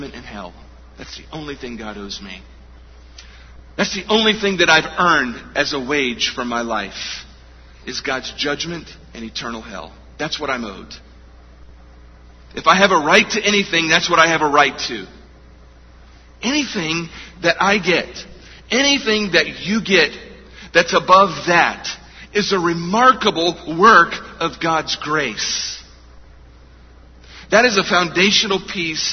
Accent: United States; We as Americans

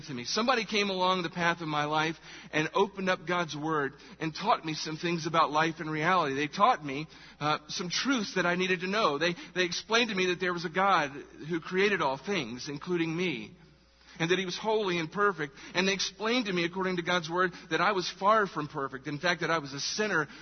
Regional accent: Charleston, South Carolina, United States; I was born here, Charleston, South Carolina. Woo! That's where I was born. Get privileged to live in my hometown

